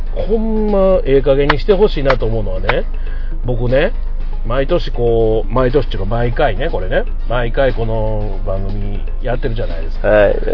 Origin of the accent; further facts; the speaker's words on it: Shiga, Japan; moved away; 僕の田舎滋賀県でした